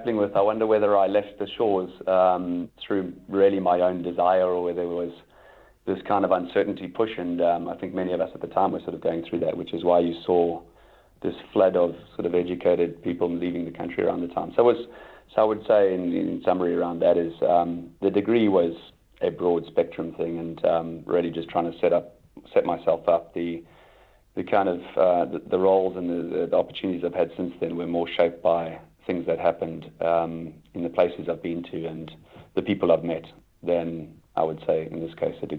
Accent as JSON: {"language": "English", "region": "KwaZulu-Natal", "country": "South Africa", "tie": "born or raised there", "also_born_or_lived": "Stellenbosch", "said": "we, growing up in Natal and from that area"}